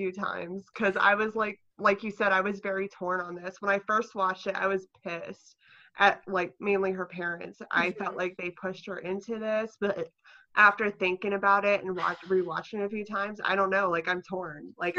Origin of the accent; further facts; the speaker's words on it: West Virginia, United States; I grew up in West Virginia and I was raised Catholic. I actually went to Catholic school from 5th to 8th grade.